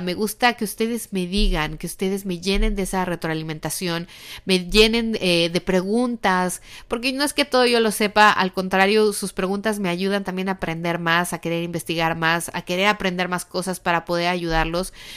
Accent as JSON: {"language": "Spanish", "country": "Mexico", "moved": "yes", "lives_now": "United States", "said": "en México nosotros no tenemos esta tradición, pero desde que llegamos aquí a Estados Unidos, bueno, como dicen en mi país"}